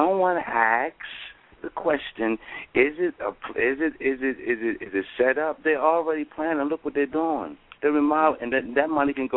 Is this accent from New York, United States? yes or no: no; Baltimore, Maryland, United States; the city I come from, Baltimore, Maryland